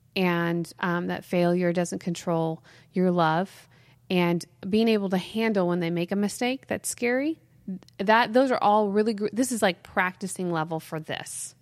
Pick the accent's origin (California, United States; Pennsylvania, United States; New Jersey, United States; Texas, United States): California, United States; Mount Shasta; also born or lived in Weaverville; we grew up in Mount Shasta, so we used to make snow caves